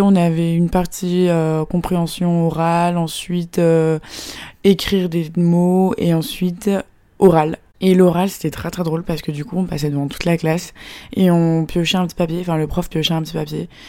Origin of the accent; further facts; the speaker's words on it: France; now in Shanghai, China; je suis française